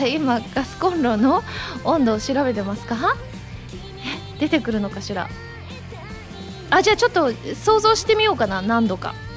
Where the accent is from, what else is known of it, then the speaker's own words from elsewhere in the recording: Osaka, Japan; 東京と地元の大阪2か所